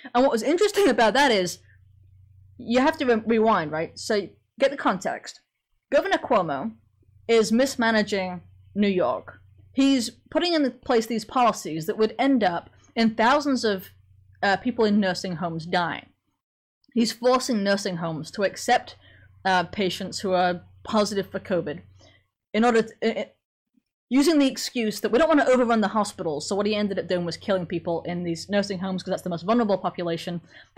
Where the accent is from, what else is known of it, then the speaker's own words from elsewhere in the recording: Sheffield, Yorkshire and the Humber, United Kingdom; accent: Sheffield; moved away; I was from Sheffield, so a heck of a lot north of you. So my accent was actually really strong when I first got here, but it wasn't like a southern English accent